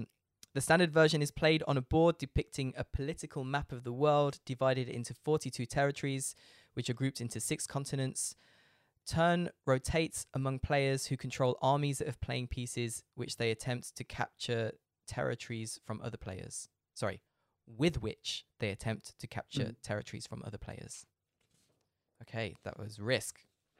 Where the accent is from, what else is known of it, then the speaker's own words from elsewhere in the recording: Leicester, East Midlands, United Kingdom; I did find that on Wikipedia, but I'm not American, so I said Cluedo. it was invented in Birmingham in England in 1943. There you go. Birmingham is quite near where I'm from in Leicester.